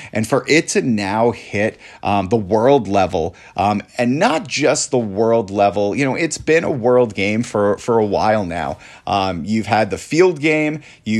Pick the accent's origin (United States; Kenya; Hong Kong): United States; New York; Back when I was a child and I grew up on Long Island, lacrosse was big. It was one of the bigger sports in the area.